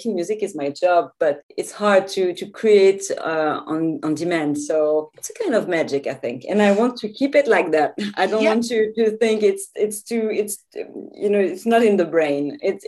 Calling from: Switzerland; So I'm calling from Switzerland. So it's a tiny country, pretty cold like yours, I think.

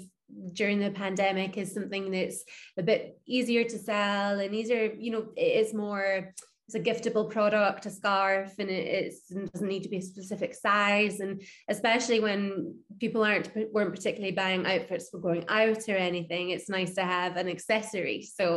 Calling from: London, United Kingdom; I'm joining you from London.

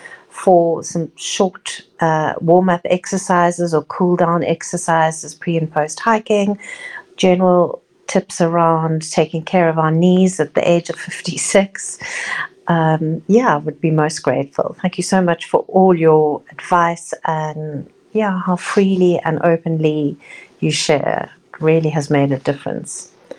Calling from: Cape Town, Western Cape, South Africa; I'm recording from Cape Town, South Africa.

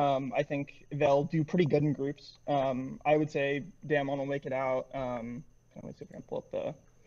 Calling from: Pensacola, Florida, United States; I'm calling from Pensacola, Florida.

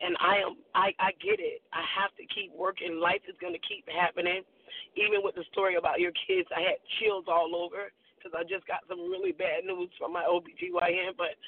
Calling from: Boynton Beach, Florida, United States; I'm calling you from Boynton Beach, Florida.

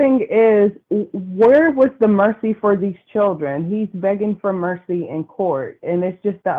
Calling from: California, United States; Hi, this is … calling from California.

